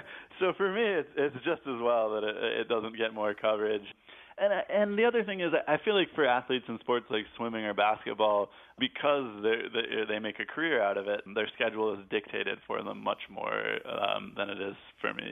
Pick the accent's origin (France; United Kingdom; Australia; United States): United States; I love my home country, and I feel that my identity is tied to it, not in some vague, nebulous, nationalistic way, but because I'm from there